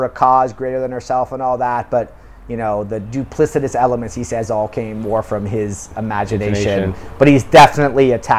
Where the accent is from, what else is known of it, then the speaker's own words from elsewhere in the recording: United Kingdom; now in South Korea; You know, but I'm British and I'm living in South Korea